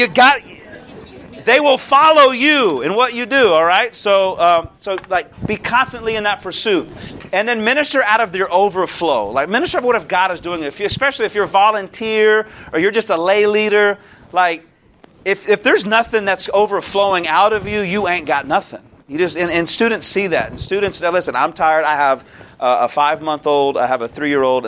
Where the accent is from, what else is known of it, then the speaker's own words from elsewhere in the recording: Naples, Florida, United States; now in Youngstown, United States; I'm from Naples, Florida